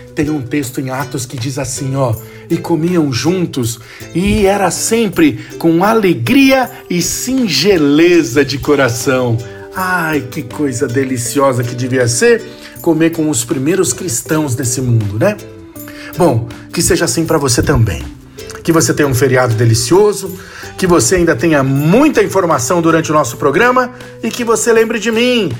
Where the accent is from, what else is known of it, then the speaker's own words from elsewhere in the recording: São Paulo, Brazil; eu sou aqui de São Paulo